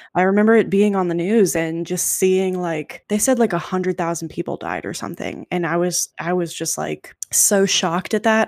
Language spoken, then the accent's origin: English; United States; my limited view as an American, and maybe that's just how I was raised